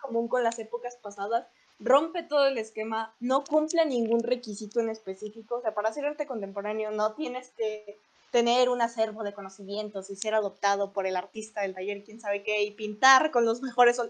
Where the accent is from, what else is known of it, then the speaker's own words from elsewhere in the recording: León, Guanajuato, Mexico; todas las que somos de León